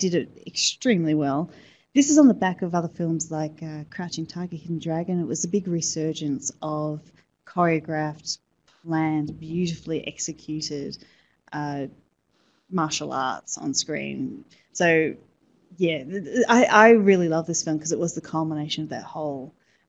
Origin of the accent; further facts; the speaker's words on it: Sydney, New South Wales, Australia; I'm actually from Sydney